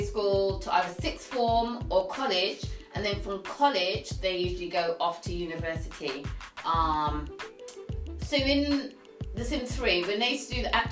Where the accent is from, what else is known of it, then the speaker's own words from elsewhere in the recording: United Kingdom; we're British, we're from the UK